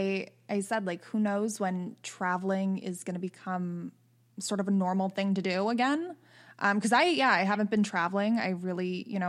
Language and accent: English; Wilkes-Barre, Scranton area, Pennsylvania, United States; now in New York, United States; I'm from Pennsylvania, actually. I was born and raised there. I live in New York now, but Wilkes-Barre, Scranton area